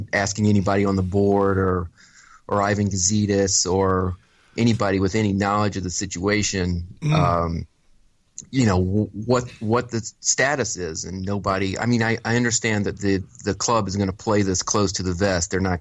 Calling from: Chicago, Illinois, United States; I'm calling from the not crime-ridden Chicago, Illinois

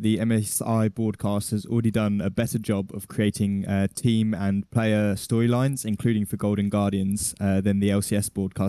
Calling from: London, United Kingdom; London, England, next to an M&S.

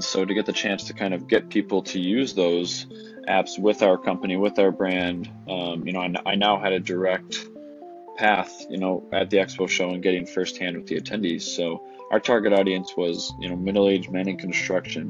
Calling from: Buffalo, New York, United States; I'm calling in from Buffalo, New York.

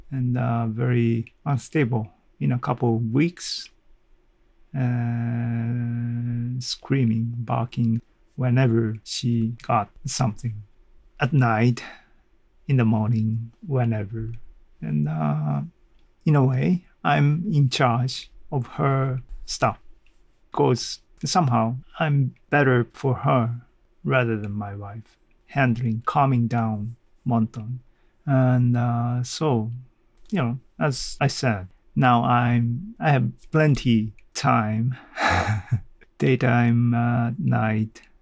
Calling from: Kanazawa, Ishikawa, Japan; English is a second language; I'm talking from Kanazawa, Japan, to the world.

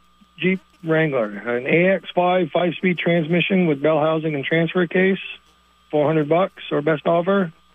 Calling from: Weybridge, Vermont, United States; This is … from Weybridge, Vermont.

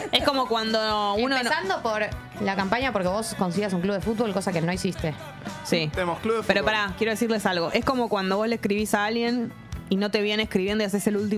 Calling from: Belgrano, Buenos Aires, Argentina; de Belgrano.

